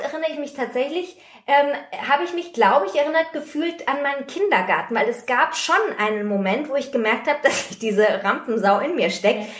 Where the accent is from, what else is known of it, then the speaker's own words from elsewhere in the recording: Germany; bei uns in Deutschland